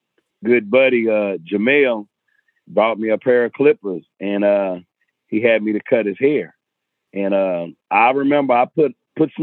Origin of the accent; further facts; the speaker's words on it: Atoka, Oklahoma, United States; moved away as an adult; also born or lived in San Diego, California; now in Oklahoma City, United States; I was coming up in my hometown of Atoka